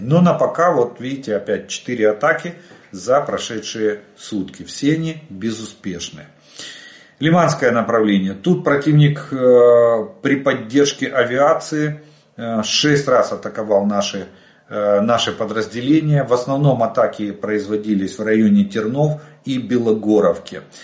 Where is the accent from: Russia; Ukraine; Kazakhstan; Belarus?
Ukraine; мы из Украины